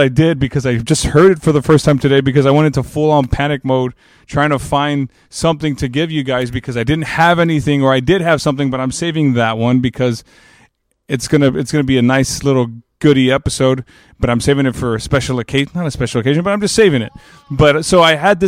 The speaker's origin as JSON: {"language": "English", "region": "Texas", "country": "United States", "said": "as a Texan"}